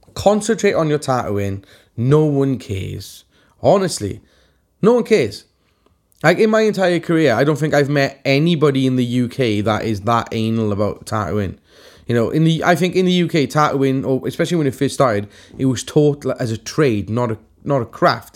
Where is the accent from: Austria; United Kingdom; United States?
United Kingdom; Welsh, Wales; I'm Welsh